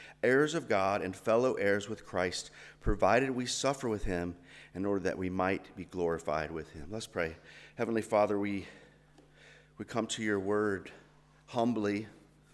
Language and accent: English; Georgia, United States; accent: southern drawl; I'm actually from the southern part of America, from Georgia, which we say is a southern draw